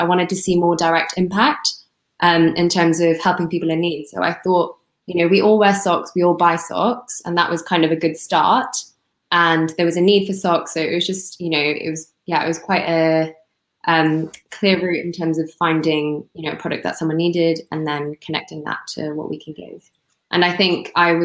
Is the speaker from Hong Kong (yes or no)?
yes; Hong Kong; I'm from Hong Kong